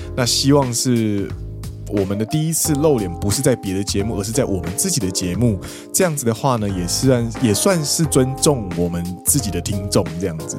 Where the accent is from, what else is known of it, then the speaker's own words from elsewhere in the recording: Taiwan; moved away as an adult; now in Japan; 我们都是台湾人在日本先学日文之后再过来上班